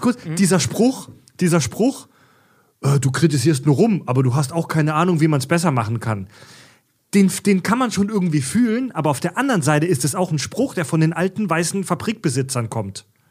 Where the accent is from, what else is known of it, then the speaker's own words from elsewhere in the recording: Kieselbronn, Baden-Württemberg, Germany; ich komme aus Kieselbronn ja, in der Nähe von Pforzheim